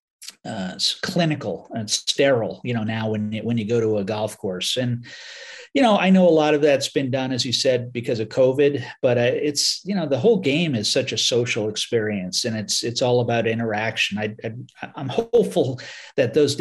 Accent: Southern Connecticut, United States; I grew up in Connecticut, in Southern Connecticut

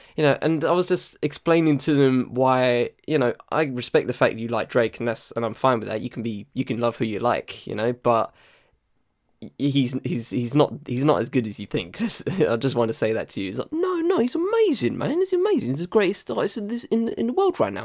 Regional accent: United Kingdom

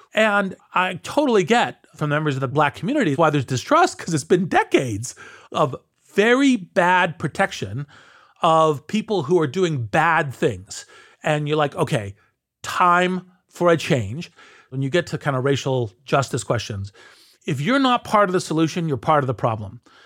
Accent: United States; speak as an American

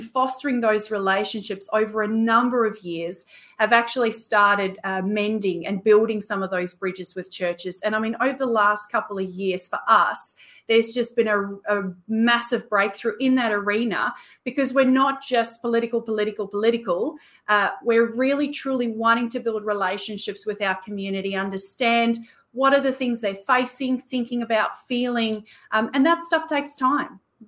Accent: Australia; And then of course, as Australian Christians, we have this unique position

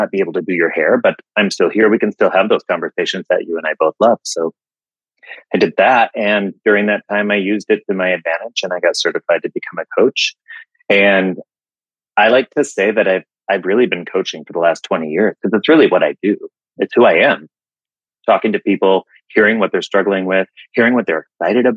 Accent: West Michigan, United States; now in Asheville, United States; I'm from Michigan, Western conservative West Michigan, and I live in Asheville, North Carolina

